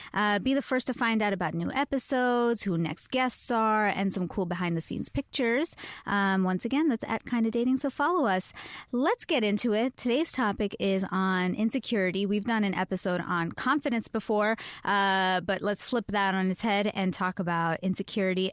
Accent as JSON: {"language": "English", "country": "Canada", "said": "I am Canadian."}